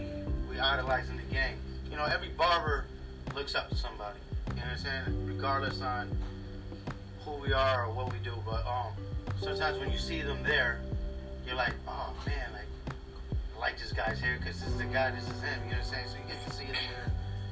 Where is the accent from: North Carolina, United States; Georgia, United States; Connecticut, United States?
Connecticut, United States; We're from Connecticut